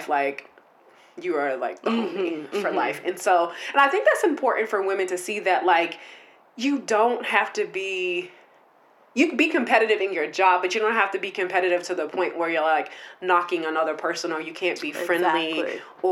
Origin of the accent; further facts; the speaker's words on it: Boston, Massachusetts, United States; moved away; I am from Dorchester. Okay. Born and raised